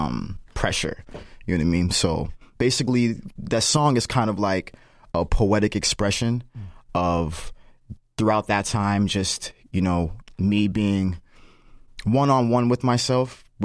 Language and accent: English; Lynn, Massachusetts, United States; also born or lived in Mattapan; My foundation, my hometown is in Lynn, you know what I'm saying? And Lynn has its own feel, its own vibe.